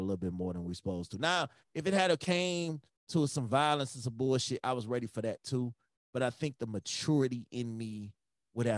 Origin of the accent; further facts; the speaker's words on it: Chicago, Illinois, United States; I'm from Chicago.